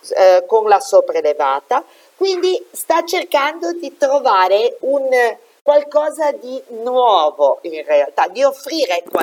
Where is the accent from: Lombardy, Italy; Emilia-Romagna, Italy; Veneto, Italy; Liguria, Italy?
Liguria, Italy; Io sono ligure, quindi